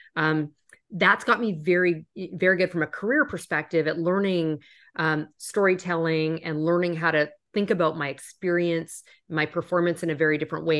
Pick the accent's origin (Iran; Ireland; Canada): Canada; moved away as an adult; now in United States; I'm originally from Canada. You might have heard that when I say out and about